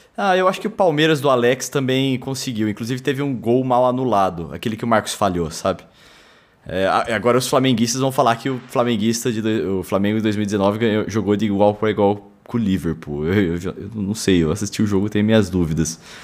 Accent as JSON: {"language": "Portuguese", "country": "Germany", "said": "como alemão"}